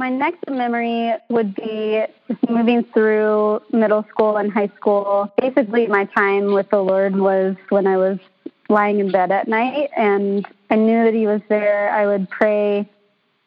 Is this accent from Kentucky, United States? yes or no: yes; Kentucky, United States; moved away as an adult; now in Seattle, United States; I'm from Kentucky. I just moved out across the country from my family on my own just a few years ago